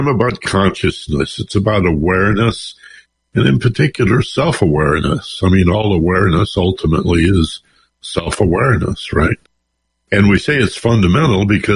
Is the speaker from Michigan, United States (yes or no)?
yes; Detroit, Michigan, United States; now in Los Angeles, United States; I'm from Detroit